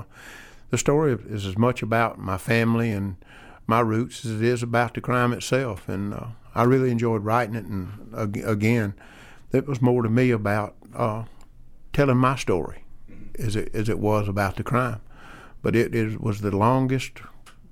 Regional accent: Hogansville, Georgia, United States; A local boy. I was born and raised in Hogansville.

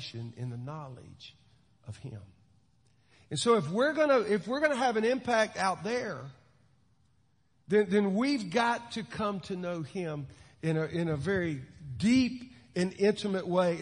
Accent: Williston, Florida, United States; I grew up in Williston, Florida

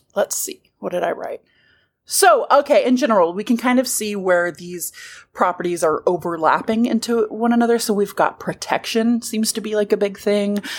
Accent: the South, United States; We're from the South

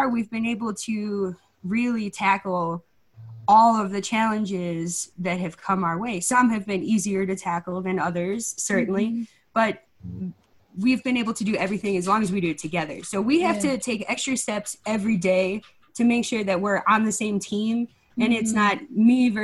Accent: Chicago, Illinois, United States; also born or lived in Hawaii; now in Asheville, United States; I'm originally from Chicago

